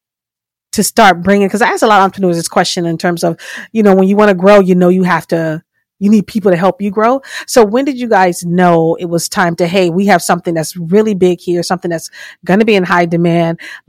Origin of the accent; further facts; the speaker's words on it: Fort Lauderdale, Florida, United States; now in Maryland, United States; I'm from Fort Lauderdale. I grew up in Florida, Fort Lauderdale, Miami, that whole area.